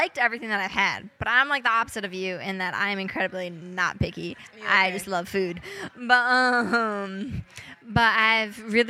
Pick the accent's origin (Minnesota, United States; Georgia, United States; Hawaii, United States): Minnesota, United States; I'm from Minnesota